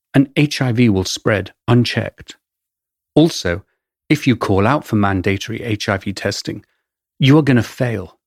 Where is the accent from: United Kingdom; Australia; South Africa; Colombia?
United Kingdom; England; accent: English; moved away as an adult; also born or lived in London; now in New York, United States